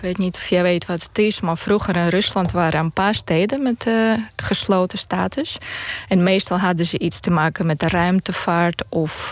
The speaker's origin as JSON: {"language": "Dutch", "country": "Moldova", "tie": "born or raised there", "second_language": "Dutch", "moved": "as an adult", "lives_now": "Netherlands", "said": "ik ben opgegroeid in de Sovjet-Unie. Toen was Moldavië onderdeel van de Sovjet-Unie"}